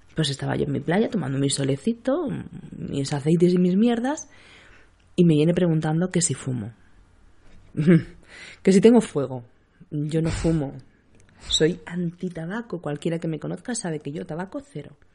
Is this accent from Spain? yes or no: yes; Seville, Andalusia, Spain; now in Cádiz, Spain; aunque mi acento ya lo, dice todo, soy de Sevilla. Soy sevillana, afincada en Cádiz